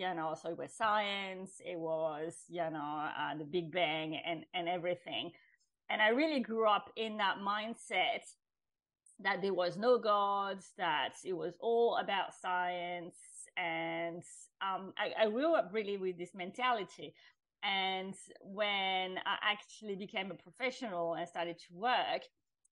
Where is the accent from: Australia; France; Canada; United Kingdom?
France; I grew up in France, which is traditionally a Catholic country